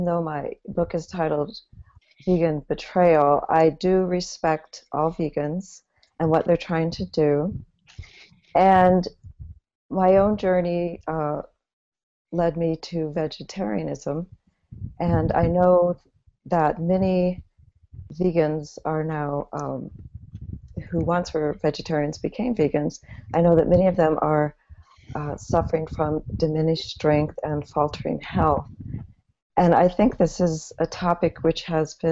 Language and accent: English; Midwest, United States; I grew up in the Midwest